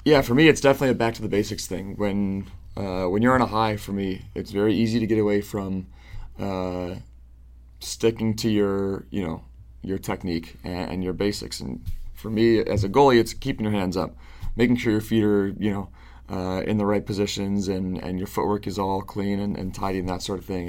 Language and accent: English; Syracuse, New York, United States; I was born and raised in Syracuse, New York